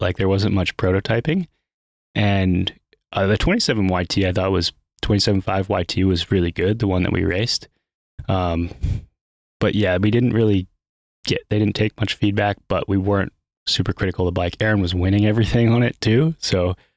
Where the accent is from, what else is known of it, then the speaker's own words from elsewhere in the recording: Pennsylvania, United States; moved away as an adult; now in North Carolina, United States; I'm from Pennsylvania